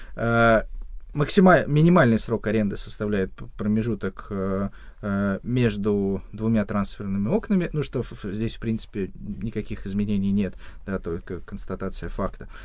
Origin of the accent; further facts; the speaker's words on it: Ramenskoye, Moscow Oblast, Russia; в Раменском, откуда я родом